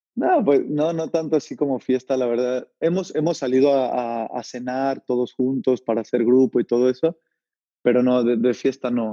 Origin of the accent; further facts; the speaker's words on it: Tlalnepantla de Baz, State of Mexico, Mexico; moved away as an adult; also born or lived in Tultepec / Barrientos; now in Netherlands; Ahí viví unos cuantos años de mi niñez y de ahí ya fue que me regresó a Tlalnepantla, a San Rafael, que fue donde, donde crecí.